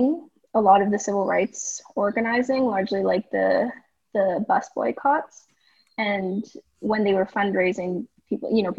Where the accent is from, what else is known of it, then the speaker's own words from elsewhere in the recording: Edmonton, Alberta, Canada; moved away as an adult; now in Vancouver, Canada; I'm from Edmonton, Alberta.